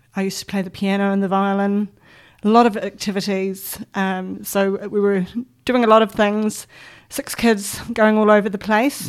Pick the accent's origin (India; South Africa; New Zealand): New Zealand; Auckland; So I grew up on the North Shore in Auckland. Um, was born in a small hospital there